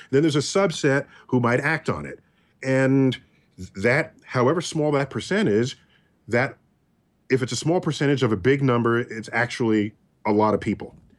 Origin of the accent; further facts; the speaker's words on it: New York, United States; I'm a New Yorker